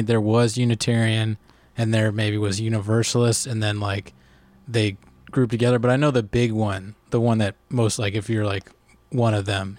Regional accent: Arlington, Virginia, United States; also born or lived in Boston; now in Los Angeles, United States; I grew up in Arlington, Virginia.

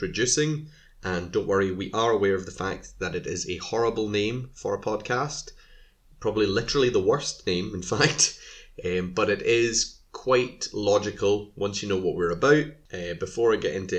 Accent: Scotland, United Kingdom; I am Scottish, so if anyone's wondering why I say film and not film, I don't know, that's just how we say it here.

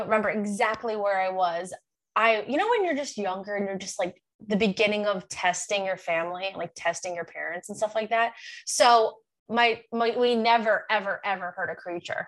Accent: Long Island, New York, United States; moved away; I'm from Long Island

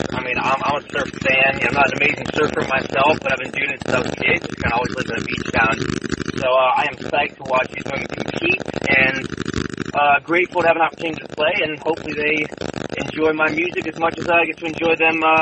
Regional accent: San Diego, California, United States; I grew up in San Diego

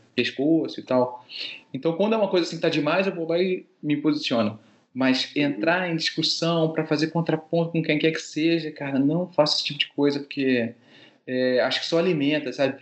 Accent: Rio de Janeiro, Brazil; also born or lived in Paris / Belgium; Eu sou carioca, então eu formei no Rio de Janeiro

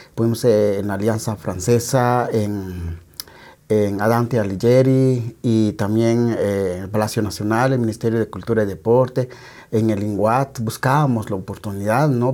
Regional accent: San Juan Comalapa, Chimaltenango, Guatemala; en mi pueblo, Comalapa

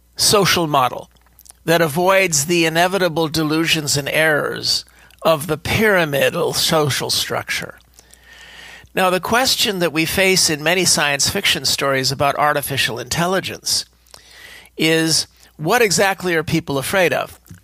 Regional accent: California, United States; speaking as a Californian

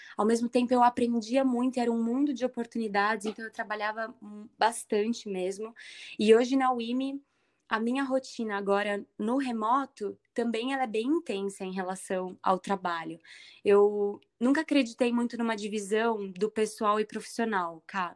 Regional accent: Indaiatuba, São Paulo, Brazil; nasci em Dayatuba, tenho muito carinho pela cidade

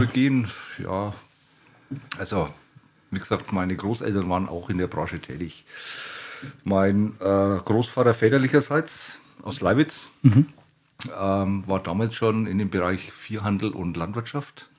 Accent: Franconia, Bavaria, Germany; mich als gebürtigen Franken

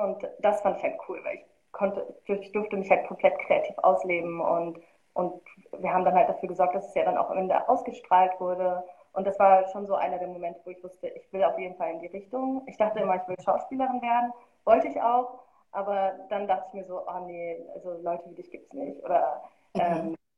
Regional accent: Marl, North Rhine-Westphalia, Germany; also born or lived in Rüdinghausen (birthplace); und dann bin ich in Mahl aufgewachsen. Ich glaube, das sagt nicht vielen was, aber da wird der Grimme-Preis verliehen

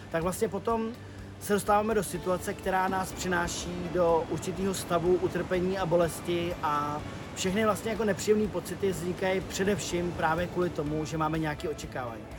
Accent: Bohemia, Czechia; u nás v Čechách

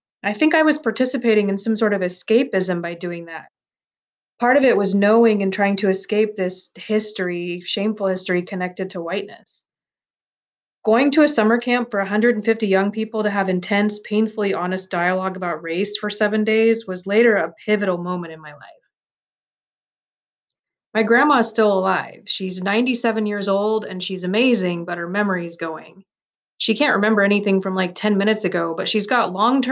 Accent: Santa Monica, California, United States; I grew up here in Santa Monica, right in Los Angeles

